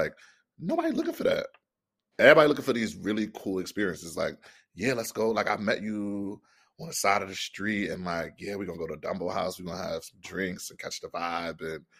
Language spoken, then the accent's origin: English; New Jersey, United States; moved away as an adult; also born or lived in Harlem, New York; now in New York, United States; I was like born and raised in Jersey.